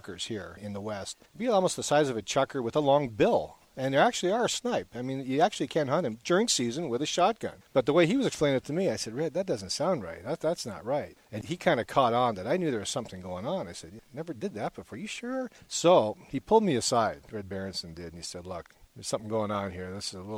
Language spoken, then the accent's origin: English; Canada; now in Boise, United States; we're from Canada